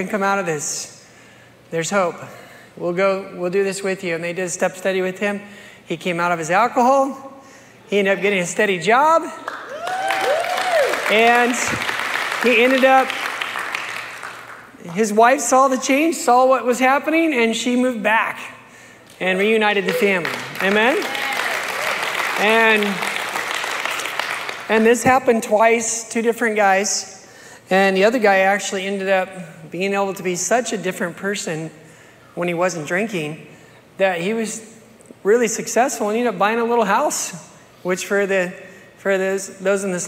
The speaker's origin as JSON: {"language": "English", "country": "United States", "tie": "born or raised there", "said": "I grew up here in America"}